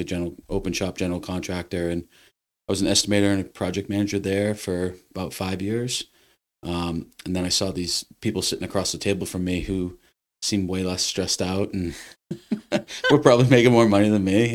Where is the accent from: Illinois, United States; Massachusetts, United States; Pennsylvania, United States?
Massachusetts, United States; Westford; also born or lived in Lowell, Massachusetts / Boston, Massachusetts; now in Littleton, United States; I was born in Lowell. I was raised in Westford